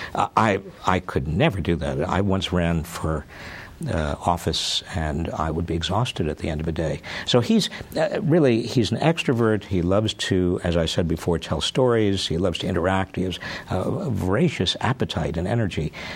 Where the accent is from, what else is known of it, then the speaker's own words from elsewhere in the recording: South Salem, New York, United States; also born or lived in Scranton, Pennsylvania; I was born in Scranton, Pennsylvania. Uh, I was raised in uh, South Salem, New York, a little town uh, about 60 miles north of New York City